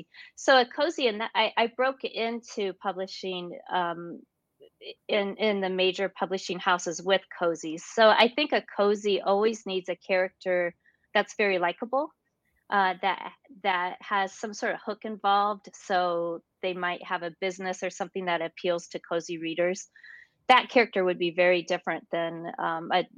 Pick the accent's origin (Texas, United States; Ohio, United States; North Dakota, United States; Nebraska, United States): North Dakota, United States; now in Illinois, United States; I was raised in North Dakota, and North Dakota is quite rural.